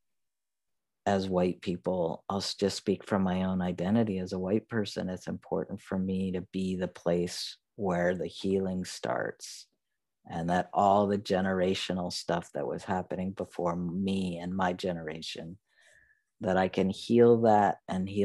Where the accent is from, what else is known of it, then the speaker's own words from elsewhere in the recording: the North, United States; I mean, the North